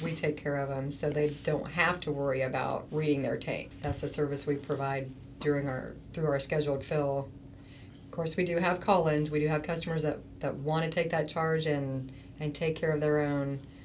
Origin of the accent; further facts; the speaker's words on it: Wabash County, Indiana, United States; growing up in Wabash County and knowing the farmers